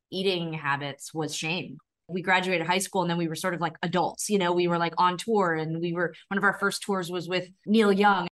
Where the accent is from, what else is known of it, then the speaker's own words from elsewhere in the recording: Calgary, Alberta, Canada; growing up in Calgary in the nineteen nineties